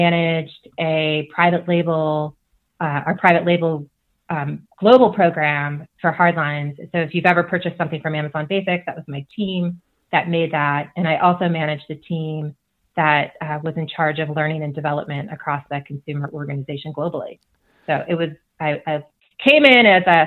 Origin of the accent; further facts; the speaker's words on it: Chicago, Illinois, United States; moved away as an adult; also born or lived in Seattle area / Montana; I grew up in the Chicago area where, you know, you can see for miles and miles because it's so flat